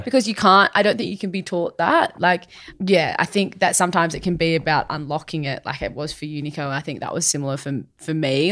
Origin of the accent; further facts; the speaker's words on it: Sydney, New South Wales, Australia; I'm born and raised in Sydney myself